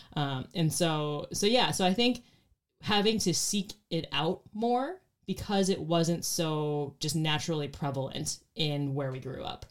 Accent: Phoenix, Arizona, United States; born or raised there

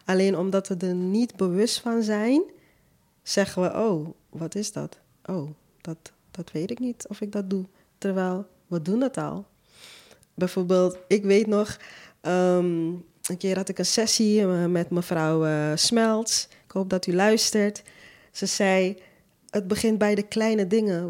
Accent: Suriname; moved away as an adult; now in Netherlands; Ik kom zelf uit Suriname, ik ben daar geboren, ik heb tot mijn 23ste gewoond

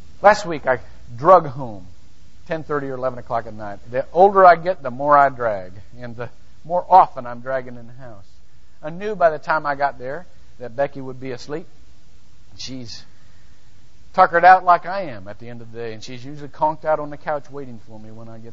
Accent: United States; being an American

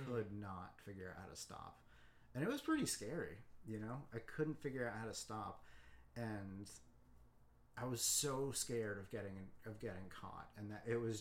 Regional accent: Boulder, Colorado, United States; I grew up in Boulder, Colorado

